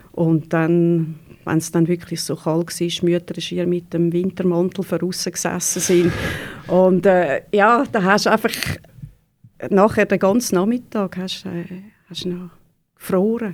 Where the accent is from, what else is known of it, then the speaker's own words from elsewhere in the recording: Neftenbach, Zurich, Switzerland; ich bin äh, in Neftenbach aufgewachsen, wirklich äh, 100 Meter von der Body weg